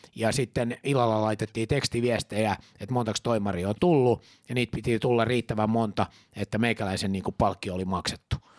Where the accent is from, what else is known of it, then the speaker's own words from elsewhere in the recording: Finland; mä oon juutalainen, mä oon suomenruotsalainen